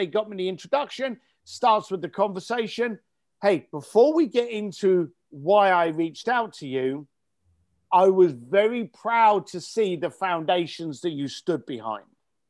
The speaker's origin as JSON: {"language": "English", "country": "United Kingdom", "said": "believe it or not, while I'm talking to you here as a Brit, I'm in Tuscany. In fact, I'm in Florence"}